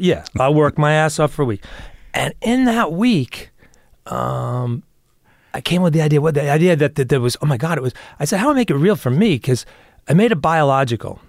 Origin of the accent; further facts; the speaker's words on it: New York, United States; also born or lived in Los Angeles; I was born in New York